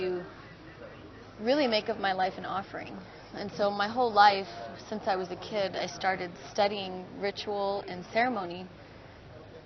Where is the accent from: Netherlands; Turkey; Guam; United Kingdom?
Guam; also born or lived in Mesa, Arizona; raised on the island of Guam, Chamorro, and I come from an indigenous community that is in the Pacific